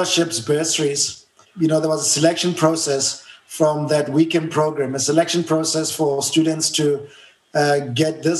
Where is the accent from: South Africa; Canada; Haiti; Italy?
South Africa; Johannesburg, Gauteng; English is a second language; So I was born and bred in Soweto, a small place called Rockville in Soweto, Johannesburg, South Africa